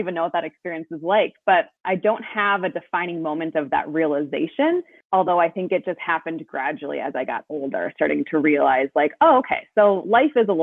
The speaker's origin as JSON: {"language": "English", "town": "Bloomington", "region": "Minnesota", "country": "United States", "tie": "born or raised there", "moved": "yes", "said": "I lived Minneapolis adjacent. So I grew up in Bloomington"}